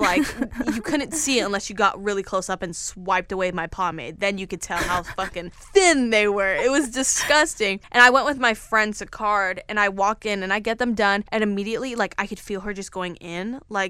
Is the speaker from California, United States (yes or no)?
no; Florida, United States; always in the middle of Florida.